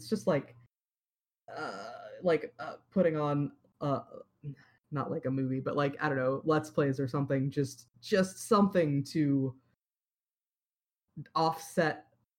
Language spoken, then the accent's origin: English; Iowa, United States; I grew up in Iowa